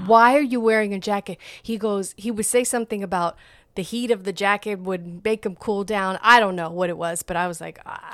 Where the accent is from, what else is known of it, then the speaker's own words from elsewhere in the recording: New York, United States; moved away; I, I grew up in New York